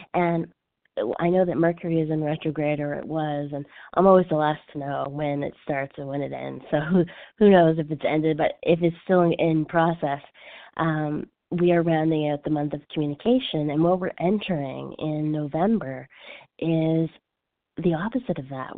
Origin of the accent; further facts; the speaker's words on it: Canada; now in Los Angeles, United States; I'm French Canadian.